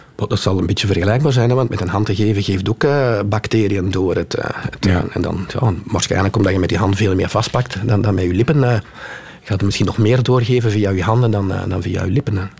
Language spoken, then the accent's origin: Dutch; Kempen, Flanders, Belgium; ik kom uit de Kempen.